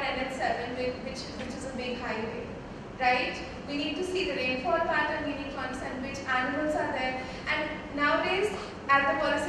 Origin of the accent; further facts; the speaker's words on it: Delhi, India; I'm from Delhi, I was born there